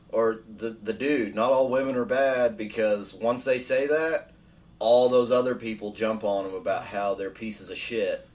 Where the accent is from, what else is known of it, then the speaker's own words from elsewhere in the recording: United States; I'm I'm speaking from the American standpoint